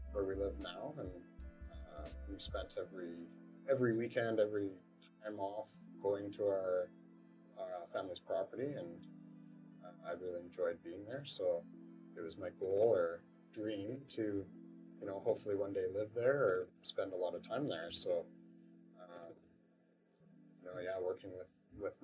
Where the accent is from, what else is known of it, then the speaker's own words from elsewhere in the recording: Canada; I'm Canadian. I was born in Canada.